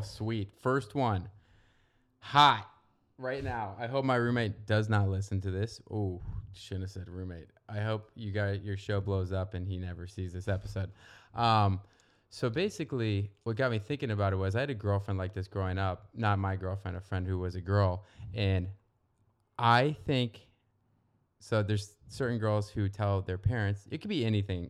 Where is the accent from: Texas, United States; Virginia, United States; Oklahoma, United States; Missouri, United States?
Virginia, United States; Northern; moved away as an adult; now in Santa Monica, United States; I'm from Virginia, not the South, Northern Virginia